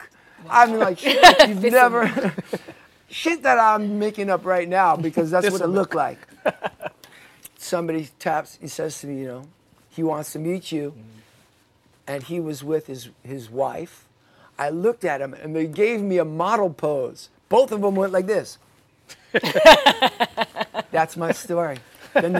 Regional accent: New York City, New York, United States; I'm from Queens too

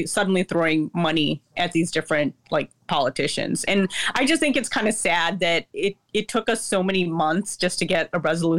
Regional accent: Chicago, Illinois, United States; someone who was born in the city of Chicago, who lives in the city of Chicago

